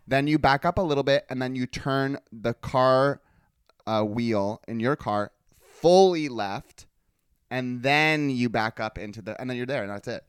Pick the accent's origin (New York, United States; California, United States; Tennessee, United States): California, United States; growing up in California